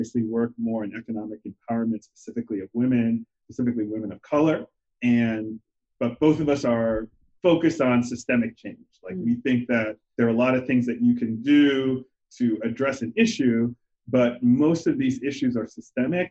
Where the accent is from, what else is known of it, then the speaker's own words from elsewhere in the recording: Liberia; now in United States; I'm from Liberia